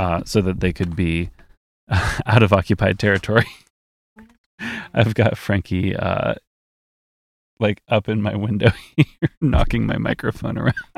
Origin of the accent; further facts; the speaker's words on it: Midwest, United States; we are from the Midwest.